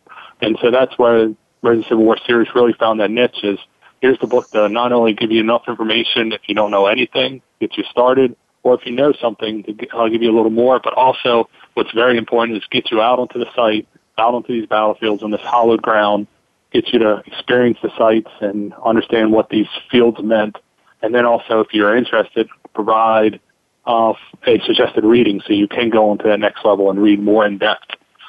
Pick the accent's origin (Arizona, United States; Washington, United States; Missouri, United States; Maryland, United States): Maryland, United States; Baltimore; I'm from Baltimore. My ancestors fought from the U.S. Army